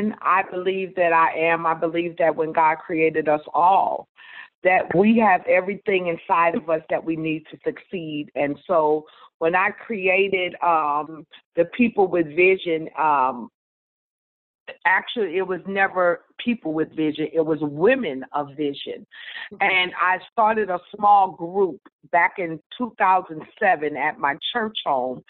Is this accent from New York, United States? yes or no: yes; New York City, New York, United States; accent: New York; now in St. Louis, United States; I'm originally from New York City, and I am now in St. Louis, Missouri